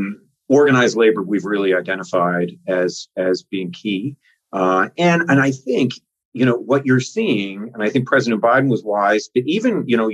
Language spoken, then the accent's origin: English; Newfoundland and Labrador, Canada; accent: Newfoundland; But I have a Newfoundland accent. Now, I don't always have it. It's my real accent, I call it. But when I grew up in Labrador, at a base there